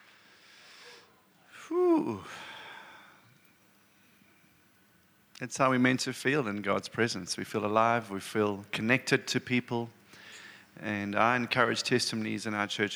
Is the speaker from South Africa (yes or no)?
yes; South Africa; moved away as an adult; also born or lived in Durban; now in Sydney, Australia; I grew up in this nation